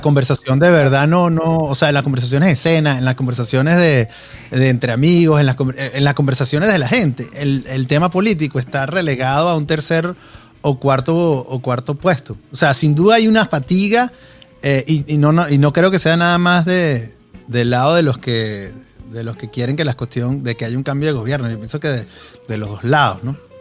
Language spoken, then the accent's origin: Spanish; Venezuela; moved away